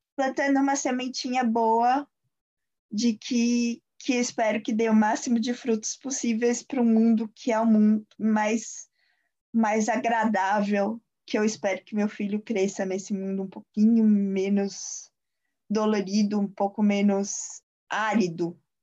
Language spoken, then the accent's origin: Portuguese; São Paulo, Brazil; moved away; Eu sou, eu sou paulista